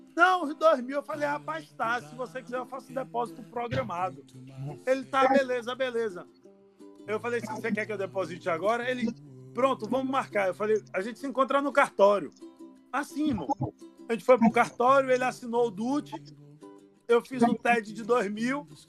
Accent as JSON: {"language": "Portuguese", "town": "Salvador", "region": "Bahia", "country": "Brazil", "said": "eu sou de Salvador"}